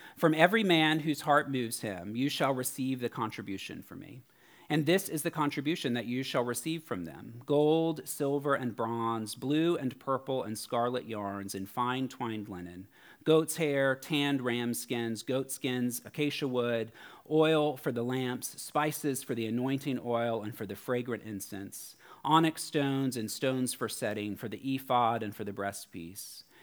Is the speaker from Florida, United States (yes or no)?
yes; Florida, United States; now in San Francisco, United States; I'm from Florida